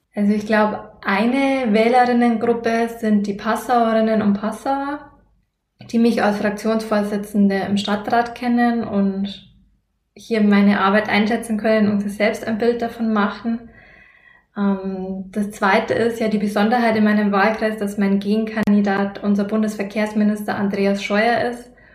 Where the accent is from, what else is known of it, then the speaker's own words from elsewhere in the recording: Lower Bavaria, Germany; bei uns hier in Niederbayern